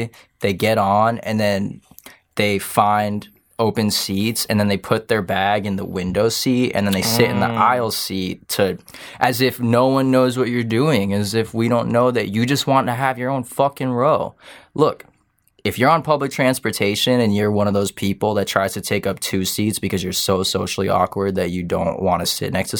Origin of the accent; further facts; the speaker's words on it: France; I don't know. I'm from France.